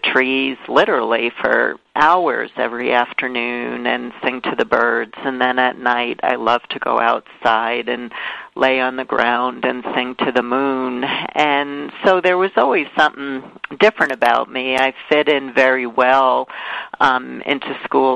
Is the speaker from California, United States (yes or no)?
no; New York City, New York, United States; I grew up in Brooklyn, New York